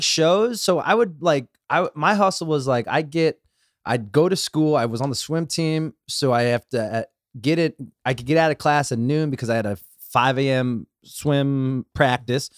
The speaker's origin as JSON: {"language": "English", "town": "Los Angeles", "region": "California", "country": "United States", "tie": "born or raised there", "said": "I grew up in the valley, I grew up in West Hills"}